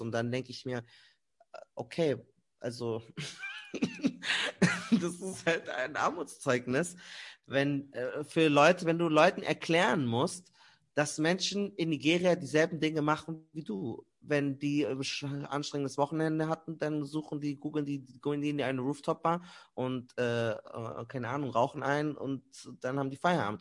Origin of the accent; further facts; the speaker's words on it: Germany; weil ich in Deutschland aufgewachsen bin